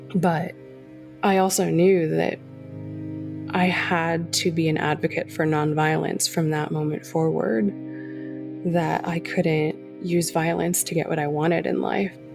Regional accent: California, United States; I grew up in California, uh, you know, granddaughter of immigrants

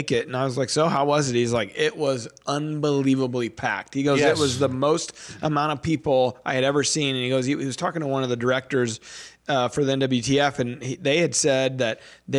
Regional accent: Bloomsdale, Missouri, United States; we grew up in Bloomsdale.

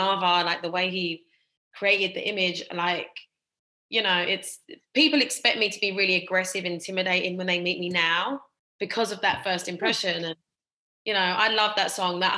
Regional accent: London, United Kingdom; also born or lived in Essex; I'm from Essex, like, you know, I'm a London born and bred.

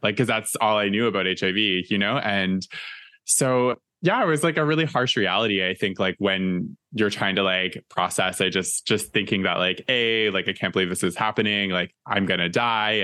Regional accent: East Coast, Canada; moved away as an adult; now in Toronto, Canada; all of us growing up in the East Coast

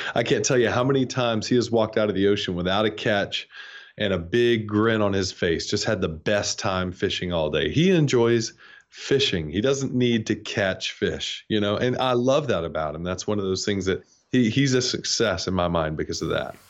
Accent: North Georgia, United States; moved away; I grew up in North Georgia, where it's cold all the time

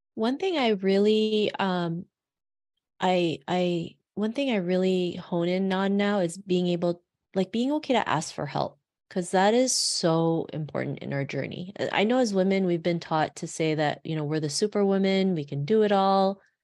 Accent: Toronto, Ontario, Canada; growing up in Toronto

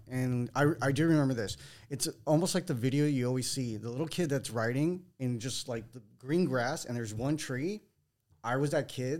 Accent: the Valley, California, United States; Grew up and raised in the Valley.

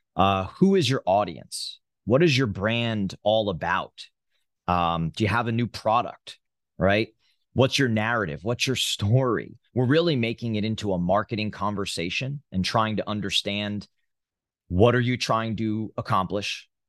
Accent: New Jersey, United States; moved away; I'm from New Jersey, born and raised

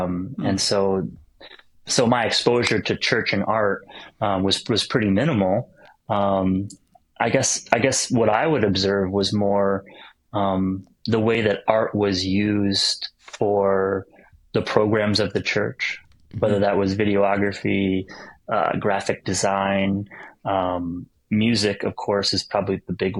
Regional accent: upstate New York, United States; growing up in New York State and upstate New York and in America.

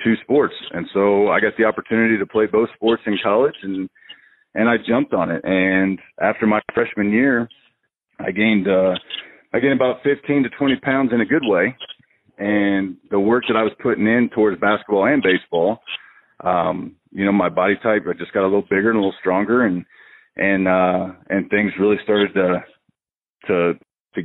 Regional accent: Indiana, United States; moved away as an adult; back home in Indiana

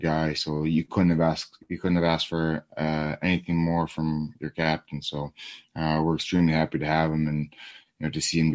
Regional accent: Toronto, Ontario, Canada; we're from the Toronto area

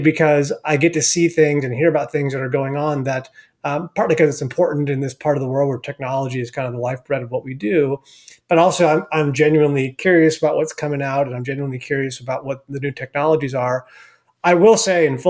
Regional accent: Palo Alto, California, United States; also born or lived in Argentina / Spain; growing up in the Bay Area, I'm from Palo Alto, live in the Bay Area today with my family

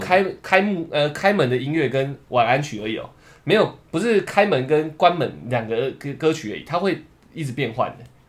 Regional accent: Taiwan; 我们台湾人

